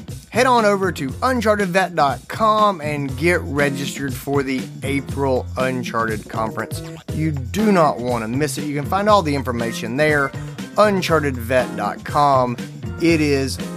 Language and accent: English; Greenville, South Carolina, United States; my hometown, Greenville, South Carolina.